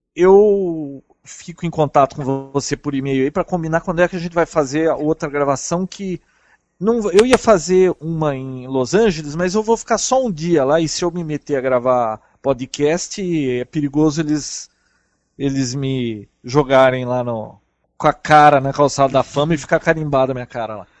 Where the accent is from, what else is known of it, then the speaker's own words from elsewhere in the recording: Brazil; Sou do Brasil